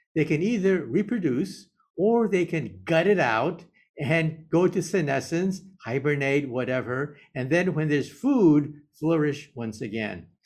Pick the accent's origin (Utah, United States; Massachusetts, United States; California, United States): California, United States; Palo Alto; also born or lived in San Jose; I was born in San Jose, and I grew up in Palo Alto